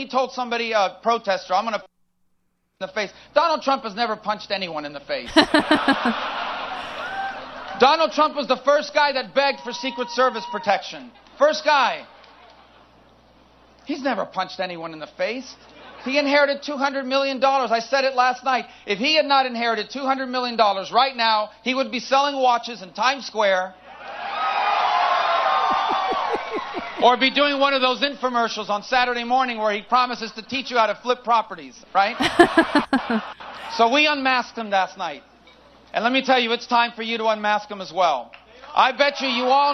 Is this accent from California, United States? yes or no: no; Florida, United States; in Florida, my home state, right now